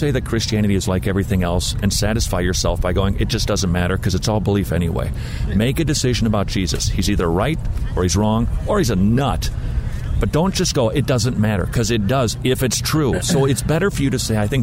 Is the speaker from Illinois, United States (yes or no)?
no; St. Paul, Minnesota, United States; I grew up in St. Paul, Minnesota